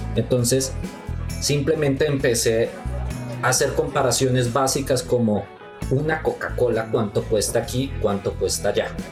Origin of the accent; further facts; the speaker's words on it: Colombia; moved away as an adult; now in Mexico; nosotros como colombianos